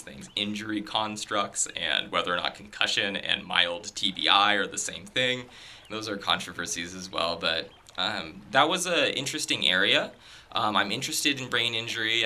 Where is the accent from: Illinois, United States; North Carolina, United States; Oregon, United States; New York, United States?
Oregon, United States; Tigard; moved away as an adult; now in Canada; my high school psychology teacher um, was a fantastic teacher. He actually won a national award mm. for uh, teaching um, at my high school. Um, in Tigard, Oregon